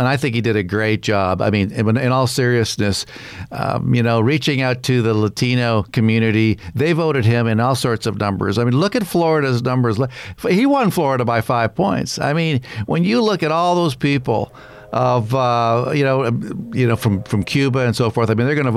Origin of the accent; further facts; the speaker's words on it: Canada; I'm a Canadian